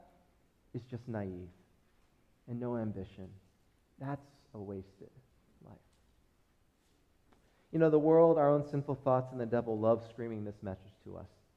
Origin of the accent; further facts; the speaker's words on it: United States; as American Christians